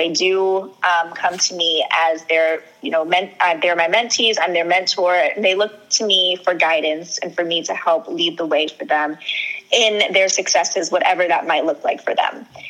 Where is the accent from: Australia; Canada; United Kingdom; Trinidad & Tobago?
Trinidad & Tobago; A lot of people know this, but I'm Trinidadian and my parents are from Trinidad and Tobago.